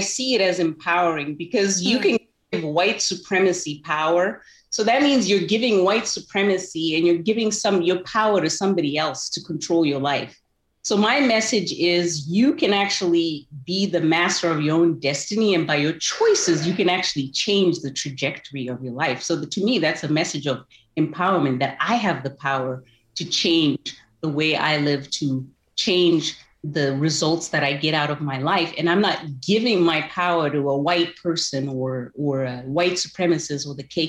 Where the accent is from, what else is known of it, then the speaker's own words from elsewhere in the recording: Zimbabwe; So I enjoyed growing up in Zimbabwe. It was a great place to grow up.